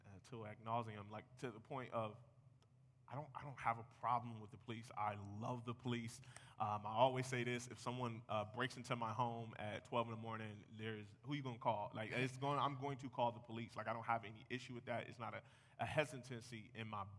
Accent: United States; I'm American.

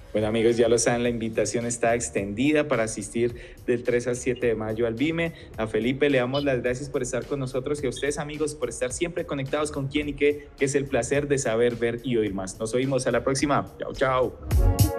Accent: Colombia; como colombianos

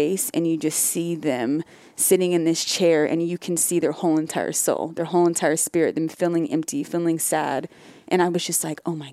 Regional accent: Northern California, United States; I grew up in Northern California

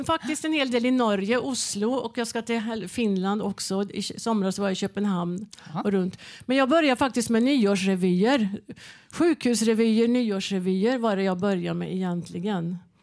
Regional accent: Värmland, Sweden; jag kommer ifrån Värmland

